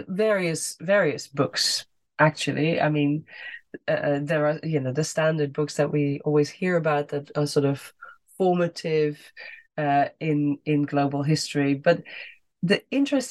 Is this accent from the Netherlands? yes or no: yes; Netherlands; moved away as an adult; I grew up in the Netherlands